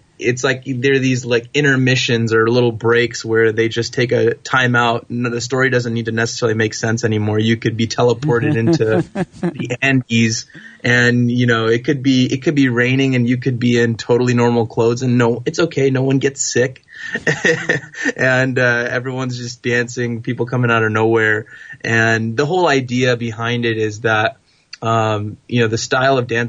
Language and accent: English; California, United States; I was born and raised in the States, in California, and you know, both of my parents were immigrants to this country from India